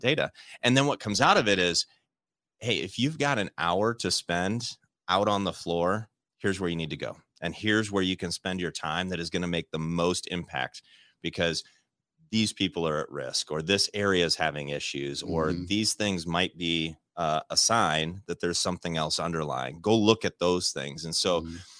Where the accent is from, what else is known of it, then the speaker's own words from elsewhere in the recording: Midwest, United States; growing up in the Midwest